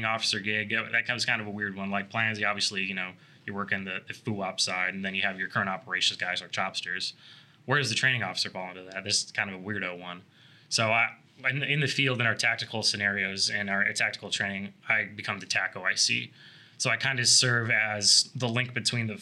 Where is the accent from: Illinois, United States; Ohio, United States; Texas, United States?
Illinois, United States; Aurora; moved away; Originally from Aurora, Illinois